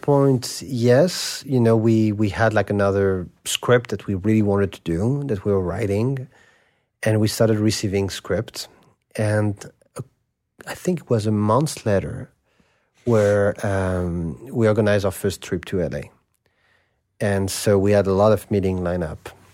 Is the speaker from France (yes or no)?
yes; Paris, Île-de-France, France; I grew up in Saint Germain des Prés